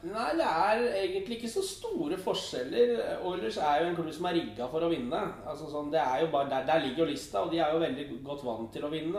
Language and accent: Norwegian; Eastern Norway, Norway; som østlending